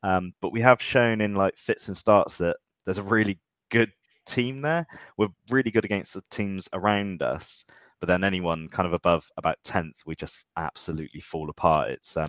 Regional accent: Bristol, South West England, United Kingdom; born and bred Bristolian.

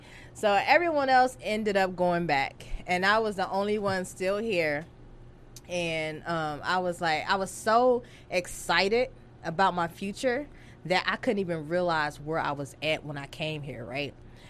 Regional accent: Arkansas, United States; moved away as an adult; now in Dallas, United States; No, I'm from Arkansas.

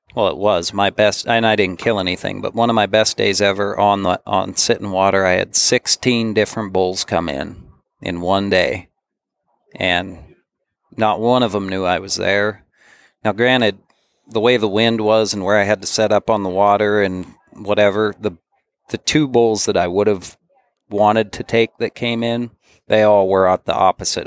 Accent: Bozeman, Montana, United States; I grew up in Bozeman, Montana.

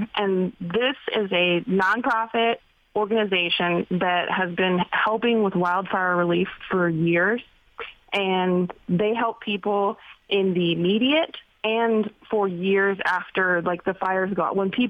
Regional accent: Paradise, California, United States; moved away; I'm from Paradise, California, which was the Northern California town that was completely destroyed 2 years ago by the campfire.

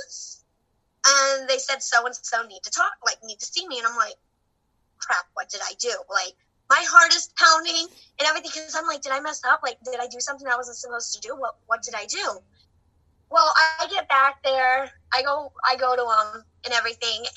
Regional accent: Texas, United States; moved away; I'm from Texas originally

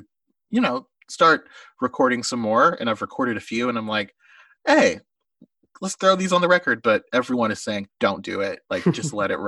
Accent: Oklahoma, United States; my friend Grant, who was a big National fan that I grew up near in Oklahoma

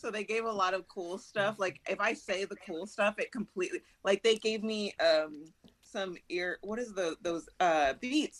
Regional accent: Southern California, United States; I'm from Southern California.

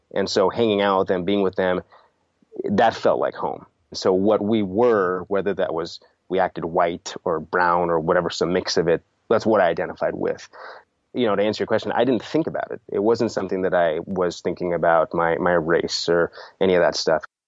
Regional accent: Sunnyvale, California, United States; also born or lived in India / Middle East; I was born in India, lived in the Middle East for three years, but moved here to Sunnyvale, California when I was three years old

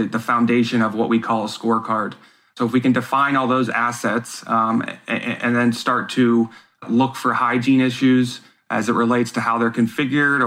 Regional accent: United States; as an American voter

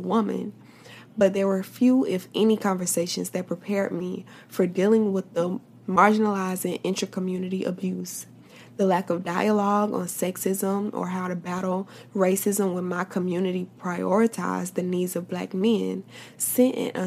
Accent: Tallahassee, Florida, United States; right here in my hometown

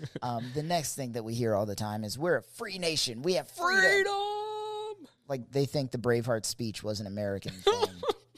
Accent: Germany; born there; I was born in Germany.

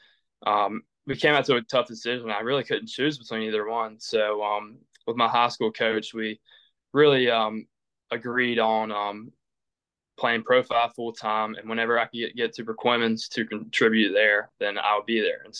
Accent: Perquimans County, North Carolina, United States; I played 3 years of public school for Perquimans County, my hometown

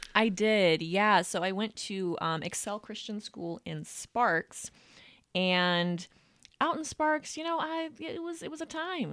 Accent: Reno, Nevada, United States; I am from Reno, Nevada. I was born and raised here. Yeah, I've been here all my life.

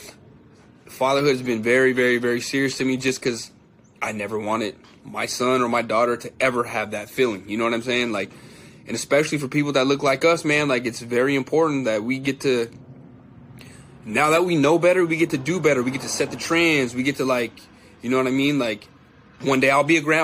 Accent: San Jose, California, United States; I'm from the Bay Area, San Jose, California

